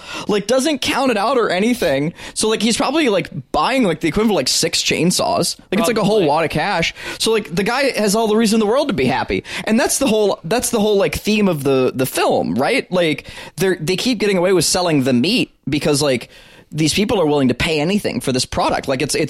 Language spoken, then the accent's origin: English; the South, United States; We're from the South.